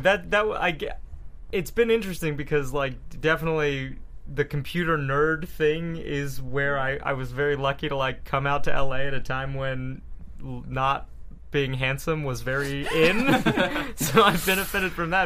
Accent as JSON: {"language": "English", "town": "Houston", "region": "Texas", "country": "United States", "tie": "born or raised there", "moved": "yes", "said": "I grew up in Houston, Texas"}